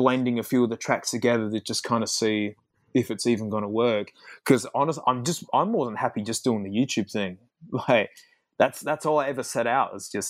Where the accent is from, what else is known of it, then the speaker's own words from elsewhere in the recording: Australia; as an Australian